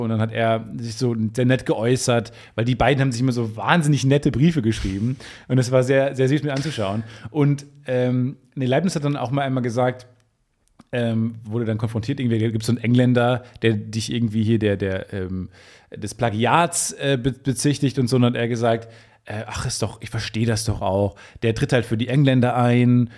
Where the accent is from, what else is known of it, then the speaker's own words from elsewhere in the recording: near Travemünde on the Baltic Sea, Schleswig-Holstein, Germany; moved away; in meiner Heimat